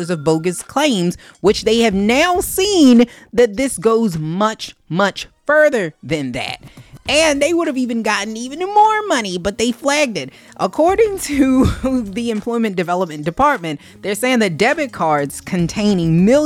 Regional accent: Canada; You would think, you know, being a Canadian, Canadians usually be nice

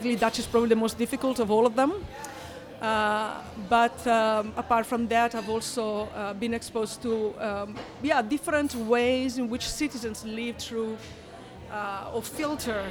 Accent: northeastern Italy, Italy; now in Amsterdam, Netherlands; I come from a small village in the northeastern part of Italy.

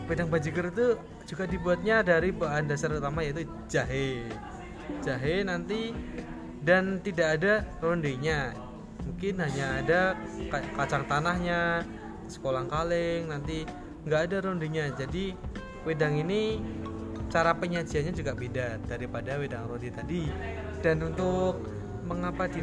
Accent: Gunungkidul, Special Region of Yogyakarta, Indonesia; Berasal dari Gunung Kidul, daerah istimewa Yogyakarta

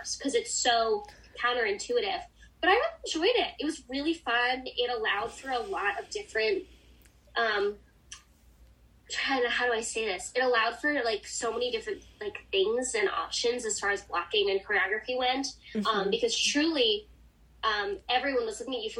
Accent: Boston, Massachusetts, United States; now in New York City, United States; I'm originally from Boston

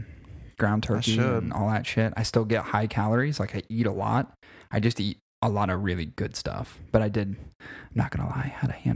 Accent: Ohio, United States; we're from Ohio.

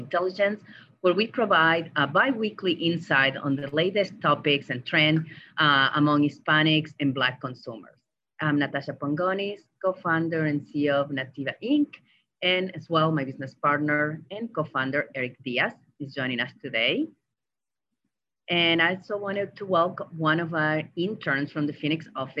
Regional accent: Argentina; moved away; growing up in Argentina

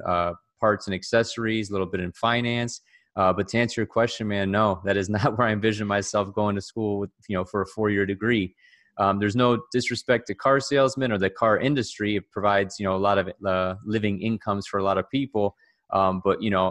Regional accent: Cleveland, Ohio, United States; born and raised in Cleveland, Ohio, just a regular guy

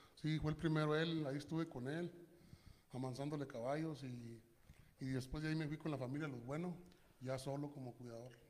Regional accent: Mapimí, Durango, Mexico; now in Denver, United States; Del mero municipio Mapimí Durango

